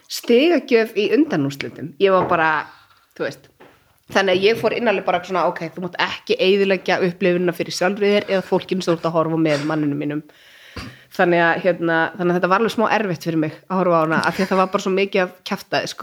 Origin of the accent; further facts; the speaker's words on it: Kazakhstan; now in Iceland; og nú þú segir ég er frá Kazakstan þá byrjar bara allir